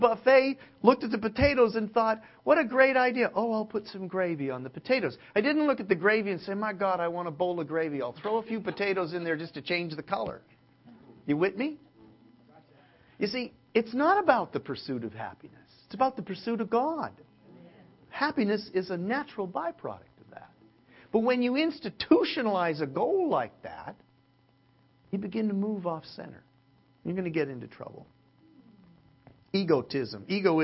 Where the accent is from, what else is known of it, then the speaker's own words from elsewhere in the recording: Canada; now in Southern California, United States; as a Canadian